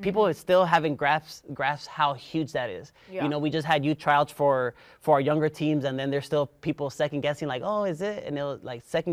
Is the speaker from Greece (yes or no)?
no; Compton, California, United States; moved away as an adult; now in Northern Nevada, United States; I'm from Southern California, where Compton, California, Linwood, very inner city-ish, you know, where you really have to work hard. And growing up, you know, my family, My dad's from Mexico, my mom's from El Salvador, you know, and there's eight of us, and we grew up in a two-bedroom house